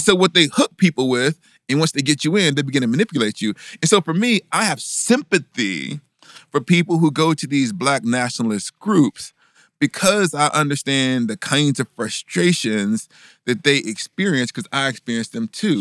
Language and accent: English; Huntsville, Alabama, United States; I growing up in Huntsville